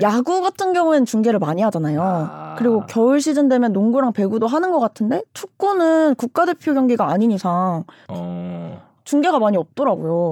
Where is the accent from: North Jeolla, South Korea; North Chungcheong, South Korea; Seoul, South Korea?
North Jeolla, South Korea; 제 고향이 전라북도인데